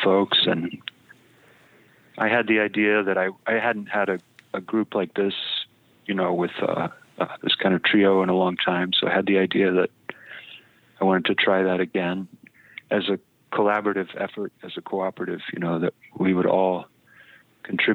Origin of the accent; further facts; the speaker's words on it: Fayetteville, Arkansas, United States; When I was a kid growing up in Fayetteville